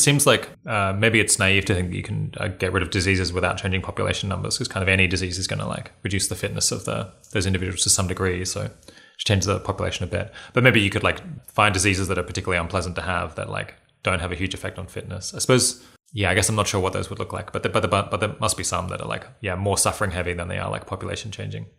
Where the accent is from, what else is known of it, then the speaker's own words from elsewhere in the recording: Australia; being Australian